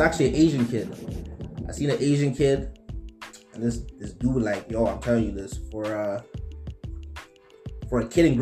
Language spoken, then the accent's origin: English; South Africa; moved away; also born or lived in Congo; I'm from the Congo, but you know, we transitioned over to South Africa. You know, went to school, did my schooling down there.